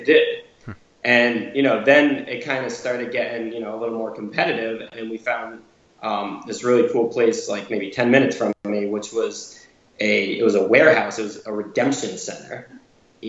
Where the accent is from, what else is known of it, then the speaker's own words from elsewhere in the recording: Milford, Connecticut, United States; accent: New England; I was born and raised in Connecticut. Milford, Connecticut is my hometown.